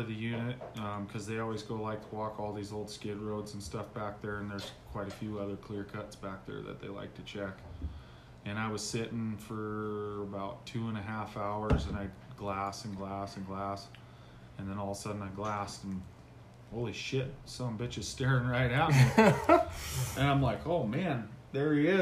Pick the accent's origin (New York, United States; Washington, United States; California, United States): Washington, United States; Brinnon; I grew up in a little town called Brennan in Washington.